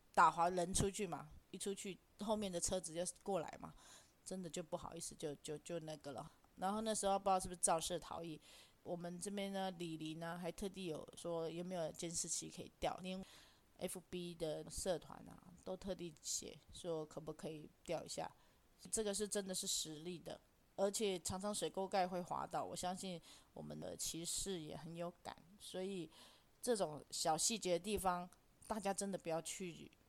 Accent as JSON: {"language": "Chinese", "country": "Taiwan", "said": "我们台湾人就是这样"}